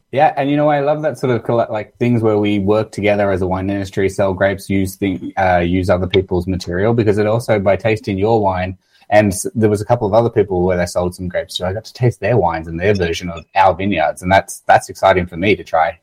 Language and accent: English; Australia; accent: Australian; moved away as an adult; now in Canada; I'm originally from Australia. You might tell that from my accent.